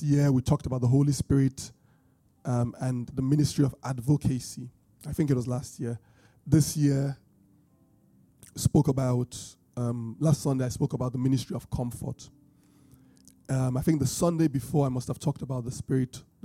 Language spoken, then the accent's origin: English; Benin, Edo, Nigeria; accent: British Bini; my British Bini accent